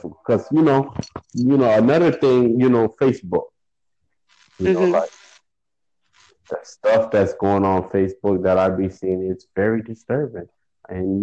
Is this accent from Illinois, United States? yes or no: no; Florida, United States; I'm from Florida, I'm a furry, I'm a natural Floridian. Never been out of Florida